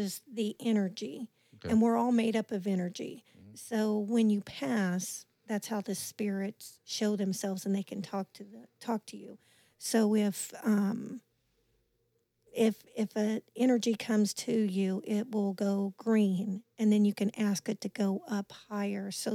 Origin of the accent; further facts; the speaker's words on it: Leavenworth, Kansas, United States; also born or lived in Weston, Missouri; born and raised in Leavenworth, Kansas